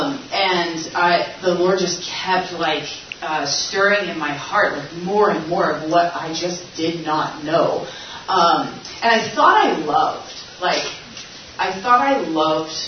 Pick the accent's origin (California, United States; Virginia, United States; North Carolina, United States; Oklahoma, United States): Oklahoma, United States; Tulsa; moved away as an adult; now in Chicago, United States; I'm from Tulsa, Oklahoma